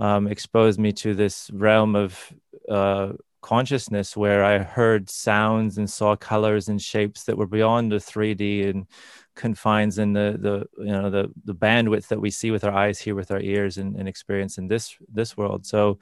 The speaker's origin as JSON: {"language": "English", "region": "Indiana", "country": "United States", "tie": "born or raised there", "said": "I grew up in Northern Indiana, so in the middle of America."}